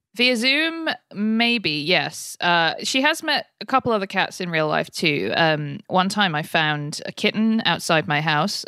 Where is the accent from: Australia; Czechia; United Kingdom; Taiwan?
United Kingdom; moved away as an adult; now in United States; as a Brit who's been in America for almost ten years now